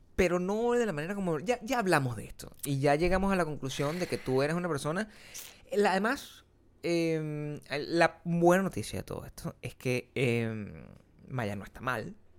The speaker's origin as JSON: {"language": "Spanish", "country": "Venezuela", "moved": "yes", "said": "mientras yo vivía en mi pueblo, que es Venezuela, eso no pasaba."}